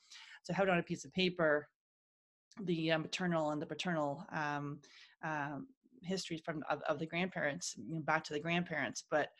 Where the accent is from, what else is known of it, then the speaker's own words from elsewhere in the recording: Ohio, United States; I'm just telling people I'm adopted and I'm from Ohio.